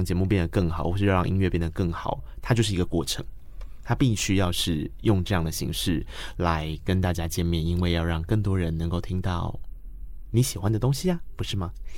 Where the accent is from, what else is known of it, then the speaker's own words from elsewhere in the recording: Tainan, Taiwan; 我台南人哦